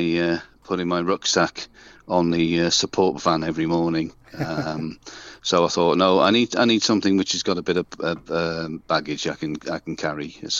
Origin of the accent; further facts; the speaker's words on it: Birmingham, West Midlands, United Kingdom; when I first started with the Knievels, because I'm originally from Birmingham, I was the ….